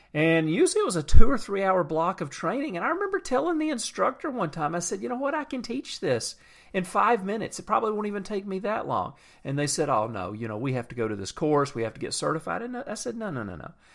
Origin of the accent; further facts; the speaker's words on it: Atlanta, Georgia, United States; I'm from Atlanta. We have horrible traffic